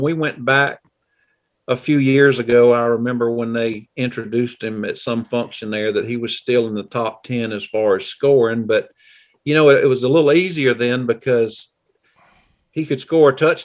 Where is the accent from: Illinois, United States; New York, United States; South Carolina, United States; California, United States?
South Carolina, United States; Clemson; also born or lived in Green Bay, Wisconsin; we were growing up in Clemson